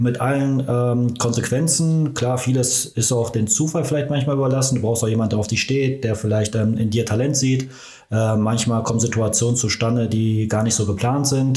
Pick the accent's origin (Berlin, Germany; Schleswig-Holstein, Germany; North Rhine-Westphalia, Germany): North Rhine-Westphalia, Germany; Ruhr area; moved away as an adult; now in Magdeburg, Germany; bei uns im Ruhrgebiet